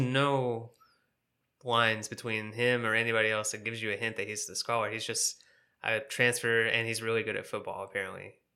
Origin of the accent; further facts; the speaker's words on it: the South, United States; I'm from the South, and we got s, lots of family down there